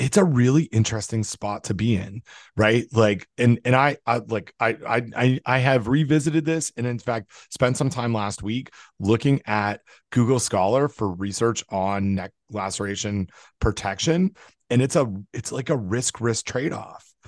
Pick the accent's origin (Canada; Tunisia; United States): Canada; when I was growing up in Canada